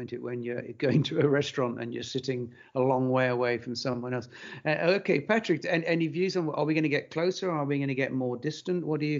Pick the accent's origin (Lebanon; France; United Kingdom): United Kingdom; now in Belgium; I'm British, or was British. After Brexit, I became Belgian.